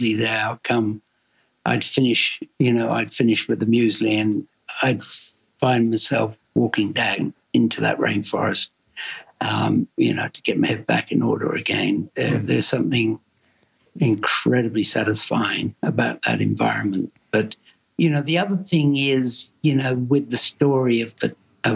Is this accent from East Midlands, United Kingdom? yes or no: no; Devon, South West England, United Kingdom; also born or lived in Melbourne, Australia; now in Australia; I come from Devon originally and it's, you know, food is very important down there